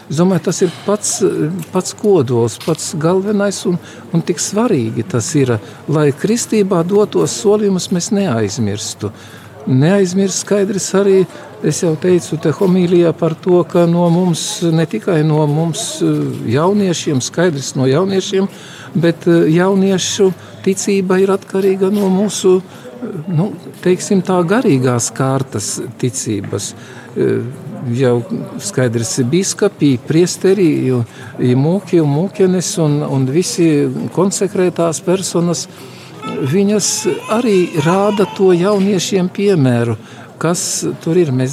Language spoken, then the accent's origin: Latvian; Latvia; Ja es dzīvošu kā cilvēks, kā latvietis un būšu tāds ar visu atbildību un visu tā kā nākas, tad tas arī būs vislielākais pakalpojums Latvijai.